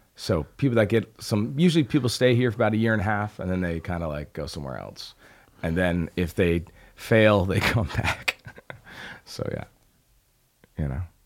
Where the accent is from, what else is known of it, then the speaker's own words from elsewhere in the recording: Albany, New York, United States; moved away as an adult; I grew up in Albany